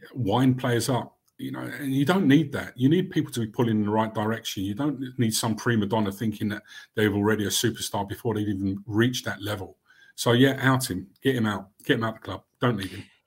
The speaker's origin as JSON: {"language": "English", "region": "London", "country": "United Kingdom", "tie": "born or raised there", "also_born_or_lived": "Barnet", "said": "I grew up in Camden"}